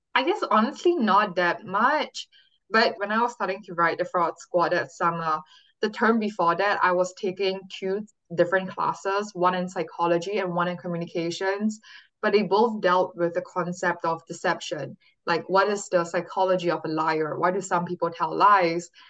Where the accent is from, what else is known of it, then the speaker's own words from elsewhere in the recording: Singapore; moved away as an adult; now in California, United States; born and raised in Singapore, but I came to California and when I was 18 for college at Stanford University